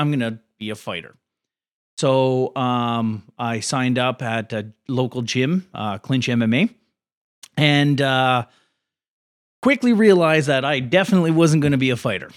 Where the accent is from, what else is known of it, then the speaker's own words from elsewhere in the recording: Port Coquitlam, British Columbia, Canada; also born or lived in New Westminster / Burnaby; I was born in New West, but I, I, uh, was raised in Porquitlam.